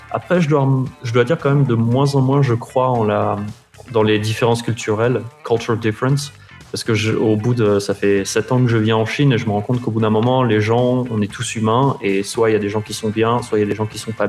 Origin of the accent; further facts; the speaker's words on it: Paris, Île-de-France, France; wo shi ba li ren. Genre je suis parisien, c'était les trois mots que je savais, que je savais faire.